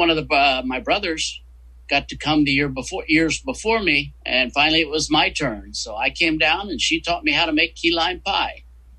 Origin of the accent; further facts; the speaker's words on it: West Virginia, United States; West Virginia.